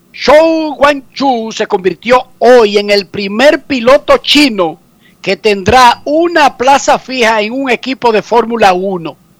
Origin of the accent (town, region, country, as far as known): Dominican Republic; now in United States